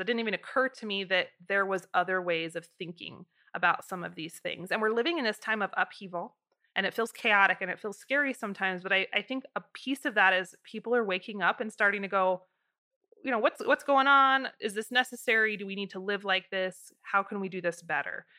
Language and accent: English; United States; living in America as an American